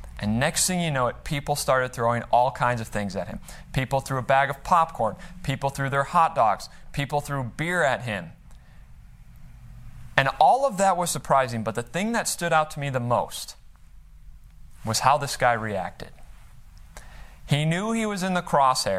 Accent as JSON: {"language": "English", "town": "Chicago", "region": "Illinois", "country": "United States", "tie": "born or raised there", "said": "I grew up in the Chicagoland area"}